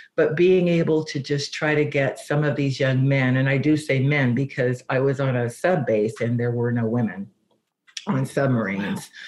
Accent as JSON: {"language": "English", "town": "Cincinnati", "region": "Ohio", "country": "United States", "tie": "born or raised there", "also_born_or_lived": "San Diego / Phoenix", "moved": "as an adult", "lives_now": "Palos Verdes, United States", "said": "Well, I was born in Cincinnati, Ohio. That's where I grew up"}